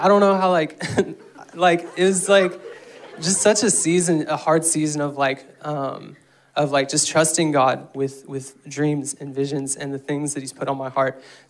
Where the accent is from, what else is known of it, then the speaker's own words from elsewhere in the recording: Guatemala; I grew up in Guatemala, and so if you need vision for that mission trip, I just have vision coming out of my ears for that.